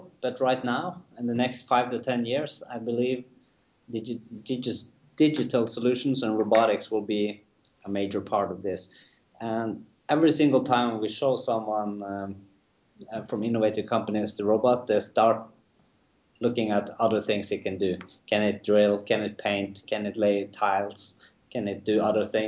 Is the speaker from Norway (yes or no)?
yes; Norway; we're from Norway